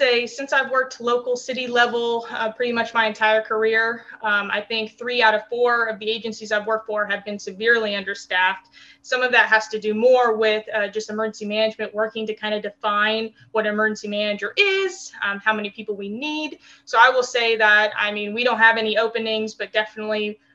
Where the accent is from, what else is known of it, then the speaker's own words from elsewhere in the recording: New Mexico, United States; also born or lived in Texas; now in Maryland, United States; I grew up in New Mexico, so we didn't have any sports teams